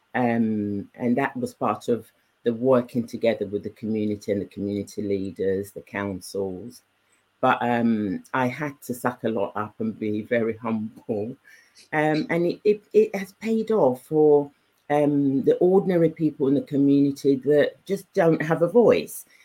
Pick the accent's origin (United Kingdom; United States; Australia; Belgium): United Kingdom; England; also born or lived in Nigeria; I was brought up in England. Yeah. Um, I was nine when I left Nigeria, and all my upbringing, even when I was in Nigeria, was um, with English speaking communities